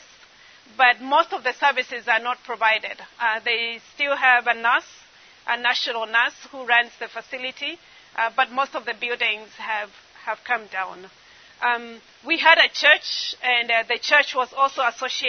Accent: eastern Kenya, Kenya; growing up in Eastern Kenya

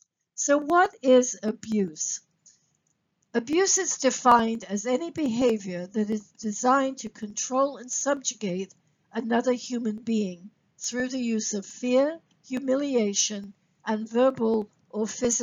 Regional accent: England, United Kingdom; also born or lived in Sri Lanka / Singapore / Kenya; let me share some background with you. I am British by birth, grew up living in both England, Sri Lanka, Singapore, and Kenya. So I'm a third culture kid.

